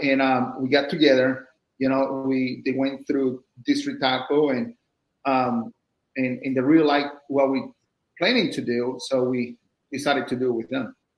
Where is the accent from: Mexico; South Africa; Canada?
Mexico; now in United States; I'm from Mexico